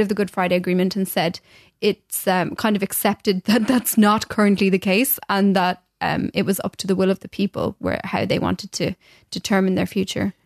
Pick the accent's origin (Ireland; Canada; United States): Ireland; as irish as me